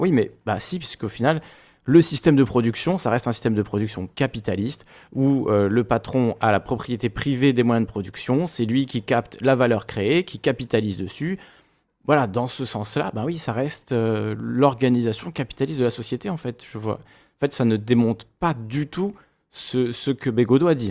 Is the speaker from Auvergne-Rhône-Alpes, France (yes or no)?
no; Corsica, France; je suis corse